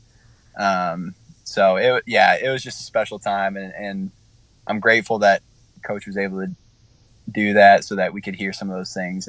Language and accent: English; Illinois, United States; moved away; I grew up in Illinois